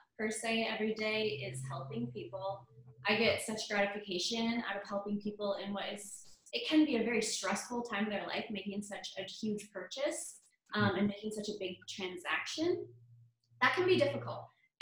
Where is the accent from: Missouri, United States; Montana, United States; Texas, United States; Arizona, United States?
Montana, United States; moved away as an adult; also born or lived in Denver, Colorado; Born and raised in Montana, I spent a few years selling real estate in Denver